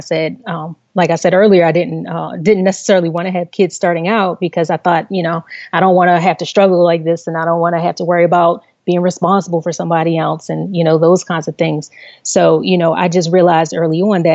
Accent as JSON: {"language": "English", "town": "Baltimore", "region": "Maryland", "country": "United States", "tie": "born or raised there", "said": "I grew up in Baltimore City, on the northeast side of Baltimore City."}